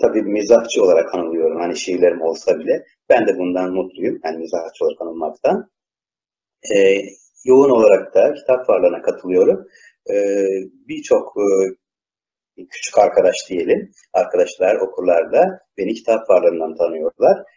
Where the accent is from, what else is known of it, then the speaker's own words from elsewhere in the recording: İzmir, Turkey; İzmirliyim ben.